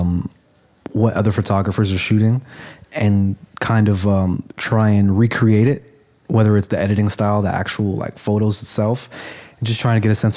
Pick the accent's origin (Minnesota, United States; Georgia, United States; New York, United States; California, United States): New York, United States; New York City; also born or lived in Brooklyn / Queens; born and raised in New York. I jumped between Brooklyn and Queens